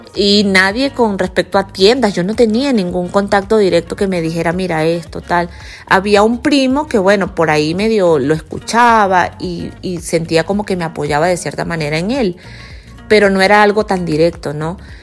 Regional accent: Guanare, Portuguesa, Venezuela; moved away as an adult; also born or lived in United States; esa ciudad de donde yo soy se llama Guanare, en Venezuela, es una ciudad muy pequeña

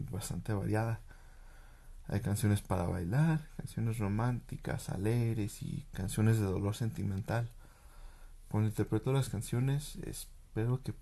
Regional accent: Mexico; Así que de alguna manera trae una sensación de orgullo a los mexicanos al saber que algo de nosotros sea tan reconocido mundialmente.

